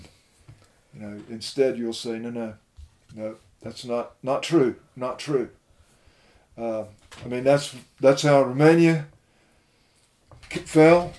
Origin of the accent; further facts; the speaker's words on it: United States; me as an American